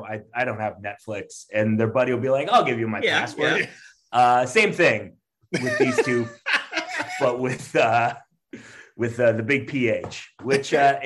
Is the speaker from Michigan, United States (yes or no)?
yes; outside Detroit, Michigan, United States; now in Chicago, United States; I grew up right outside Detroit.